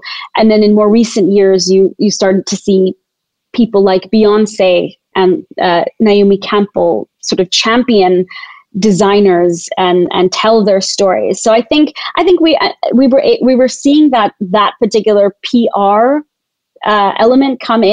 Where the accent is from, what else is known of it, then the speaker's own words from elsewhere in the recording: Tanzania; I was born and raised in Tanzania as a fourth generation Tanzanian to Indian heritage parents.